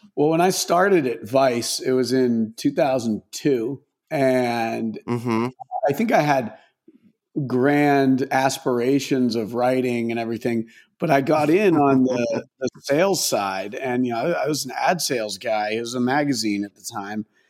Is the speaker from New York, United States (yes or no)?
no; Maine, United States; moved away; I grew up in Maine, and like pretty pretty rural suburb, if you could even call it that, in Maine